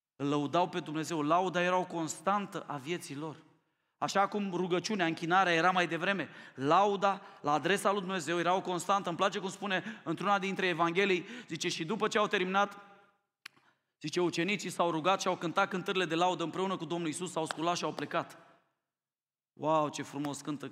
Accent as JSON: {"language": "Romanian", "country": "Romania", "said": "Mie mi-e rușine ca român"}